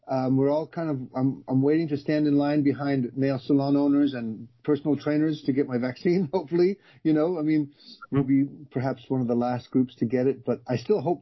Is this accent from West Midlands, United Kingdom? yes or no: no; London, United Kingdom; born there; now in United States; So My family um, came from Ireland to England, and then that's where I was born in London, and then we moved yeah. in 1976 to um, Southern California.